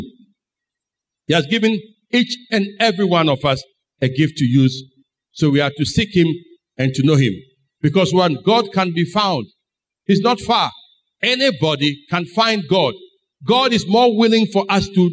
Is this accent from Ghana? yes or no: yes; Ghana; I am a Ghanaian.